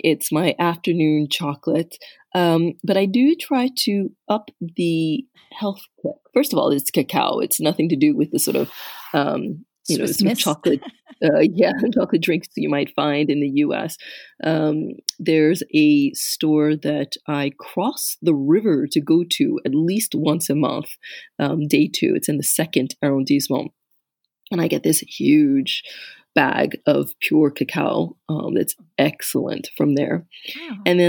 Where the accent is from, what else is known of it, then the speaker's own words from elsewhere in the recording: United States; moved away as an adult; now in France; that whole sweet cider that we grew up with in the States